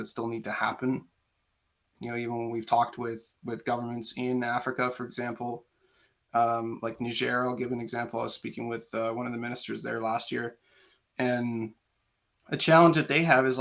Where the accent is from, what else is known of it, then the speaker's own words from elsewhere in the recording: Canada; as a Canadian citizen